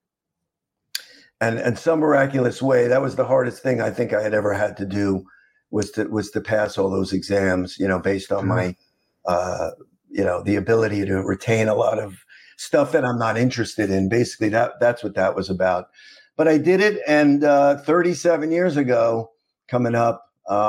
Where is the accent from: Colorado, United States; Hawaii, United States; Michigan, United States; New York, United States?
New York, United States; New York City; moved away as an adult; also born or lived in Vandenberg, California / South Miami, Florida; I grew up in Queens